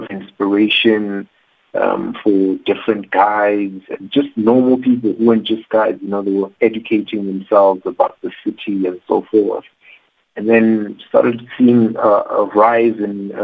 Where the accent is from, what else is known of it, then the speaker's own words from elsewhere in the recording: Johannesburg, Gauteng, South Africa; I grew up in Troyville